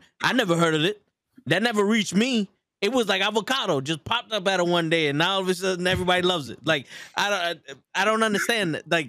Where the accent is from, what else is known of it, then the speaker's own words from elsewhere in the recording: The Bronx, New York, United States; fancy shit. I'm from the Bronx.